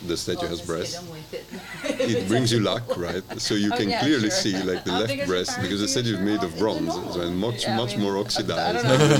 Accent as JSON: {"language": "English", "town": "Verona", "region": "Veneto", "country": "Italy", "tie": "born or raised there", "said": "my hometown, like Verona, which is in the northern side of Italy."}